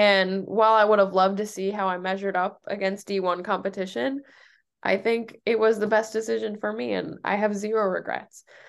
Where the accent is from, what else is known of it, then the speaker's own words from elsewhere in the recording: Noblesville, Indiana, United States; moved away as an adult; also born or lived in Michigan; now in New Hampshire, United States; I'm from Indiana